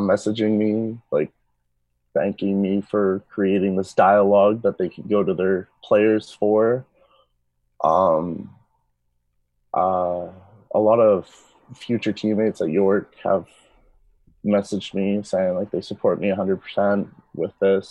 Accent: Peterborough, Ontario, Canada; I grew up in Peterborough, so I grew up not too far away from Toronto

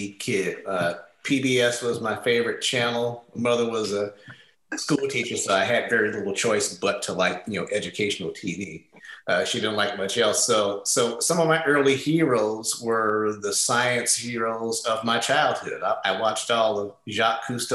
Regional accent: St. Louis, Missouri, United States; moved away as an adult; fortunate enough to go to the math and science high school in my hometown. I'm from St. Louis

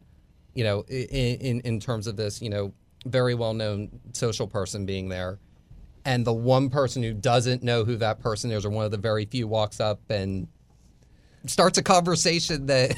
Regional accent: Tampa, Florida, United States; So, but Tampa, but Tampa and St. Petersburg being dual cities, I always just said I was from Tampa, even if I lived on the other side.

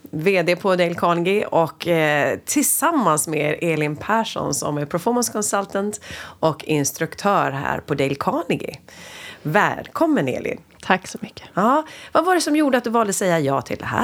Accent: Norrland, Sweden; jag är uppvuxen i Norrland, vilket kanske hörs på min

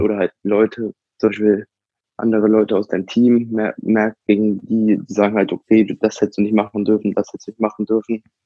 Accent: Hanover, Lower Saxony, Germany; ich komme halt aus Hannover

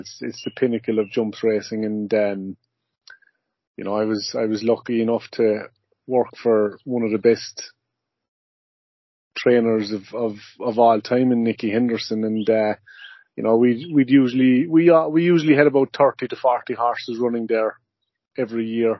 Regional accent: Ireland; moved away as an adult; now in Goshen, United States; being Irish, and you know, growing up, you know, and working over there and in Europe in general

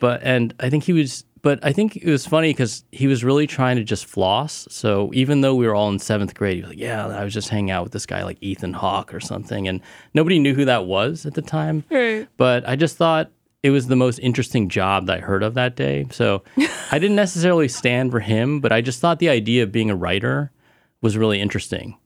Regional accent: Cupertino, California, United States; also born or lived in Illinois / Plano, Texas / Richardson, Texas / Taiwan; I spent most of my life in the Bay Area, mm-hmm. Cupertino.

